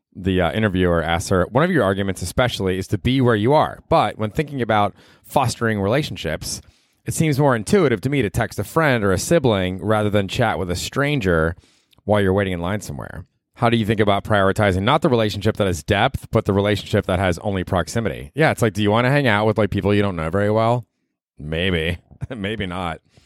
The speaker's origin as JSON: {"language": "English", "town": "Tampa", "region": "Florida", "country": "United States", "tie": "born or raised there", "said": "when I was in fucking junior high and growing up in Tampa, Florida"}